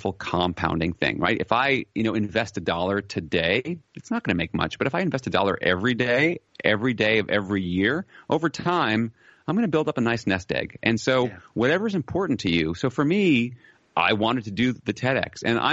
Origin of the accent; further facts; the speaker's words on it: United States; moved away as an adult; now in Netherlands; I'm an American by birth, but I'm living in the Netherlands